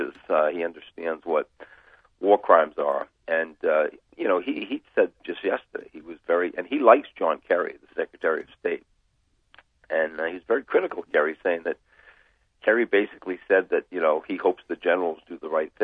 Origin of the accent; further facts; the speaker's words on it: United States; as an American